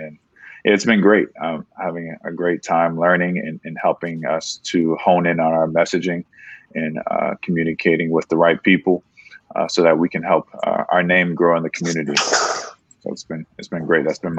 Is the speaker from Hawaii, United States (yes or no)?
no; Maryland, United States; moved away as an adult; now in Oakland, United States; I'm currently located in Oakland, California. I'm from the East Coast of the country, though. I'm from Maryland. Came out here right before COVID popped off